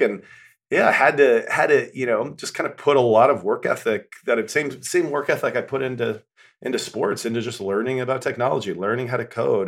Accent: western Nebraska, United States; moved away; I'm from a kinda cowboy town in western Nebraska. Grew up very, very different life than I'm living now

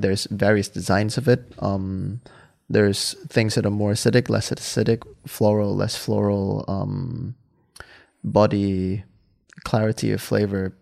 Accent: Hua Hin, Prachuap Khiri Khan, Thailand; English is a second language; moved away as an adult; now in Amsterdam, Netherlands; I grew up in Hua Hin

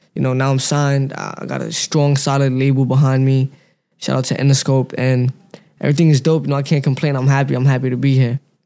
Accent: New York City, New York, United States; also born or lived in Pennsylvania; I grew up in Brooklyn

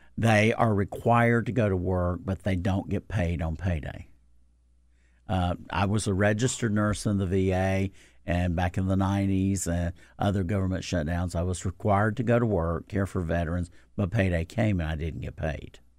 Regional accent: North Carolina, United States; I am from the South. I'm from North Carolina

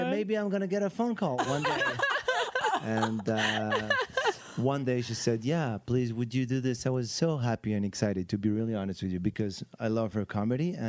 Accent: Morocco; now in United States; I grew up in Morocco.

